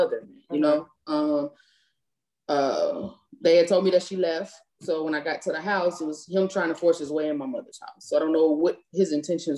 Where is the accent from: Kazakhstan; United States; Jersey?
United States; Cleveland, Ohio; moved away as an adult; I'm from Cleveland, Ohio.